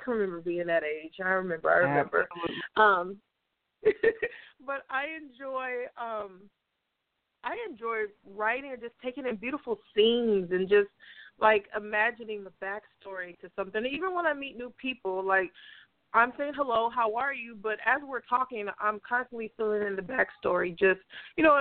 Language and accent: English; San Francisco Bay Area, California, United States; I'm from the San Francisco Bay Area